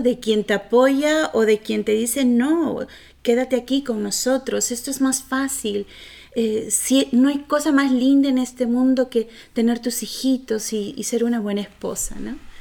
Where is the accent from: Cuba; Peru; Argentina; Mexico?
Peru; moved away; cuando yo vivía en Perú